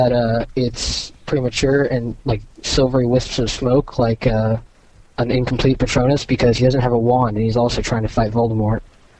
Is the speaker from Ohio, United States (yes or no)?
no; Orange County, California, United States; Hi. I'm from Orange County, California.